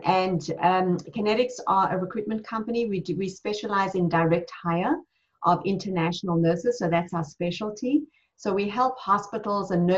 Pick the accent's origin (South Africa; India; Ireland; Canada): South Africa; moved away as an adult; now in United States; I was born and raised in South Africa